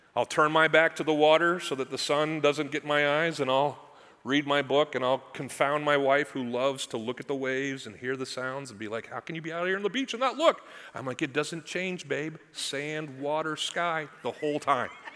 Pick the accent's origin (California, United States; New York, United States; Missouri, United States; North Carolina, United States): Missouri, United States; I'm from Missouri. That's the show me state